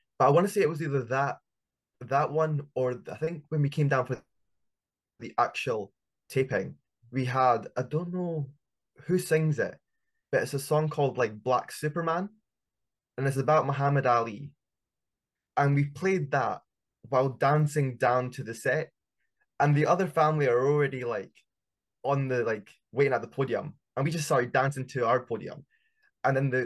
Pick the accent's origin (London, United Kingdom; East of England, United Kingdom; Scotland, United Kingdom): Scotland, United Kingdom; we're from Scotland